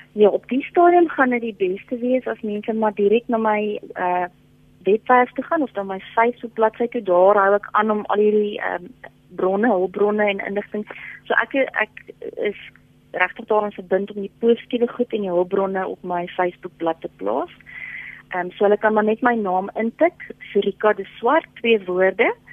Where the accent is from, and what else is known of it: South Africa